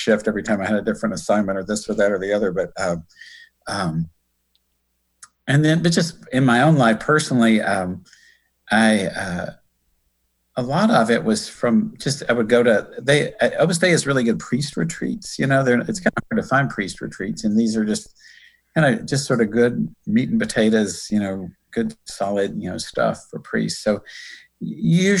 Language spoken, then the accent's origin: English; Ashland City, Tennessee, United States; I'm actually very, very, very near the place where I grew up. I mean, in a little town called Ashland City.